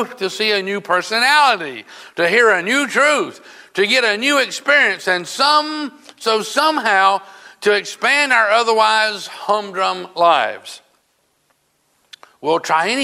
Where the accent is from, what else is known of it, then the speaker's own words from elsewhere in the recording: South Carolina, United States; moved away; I was originally from South Carolina